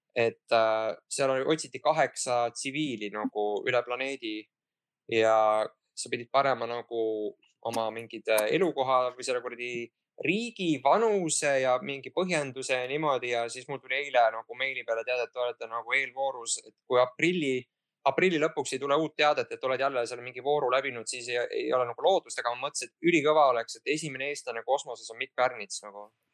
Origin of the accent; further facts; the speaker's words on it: Pärnu, Pärnu County, Estonia; ma olen pärnakas